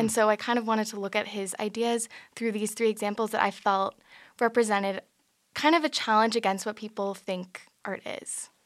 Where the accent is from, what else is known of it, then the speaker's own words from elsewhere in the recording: San Francisco, California, United States; I'm from San Francisco, California